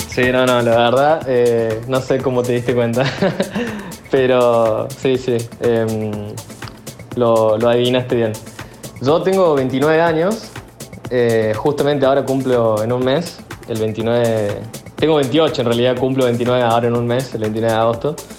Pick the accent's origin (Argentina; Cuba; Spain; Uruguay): Argentina; Córdoba; moved away as an adult; now in Tulum, Mexico; yo soy de Córdoba Capital, de Argentina, y actualmente estoy viviendo acá en México, eh, en lo que es Tulum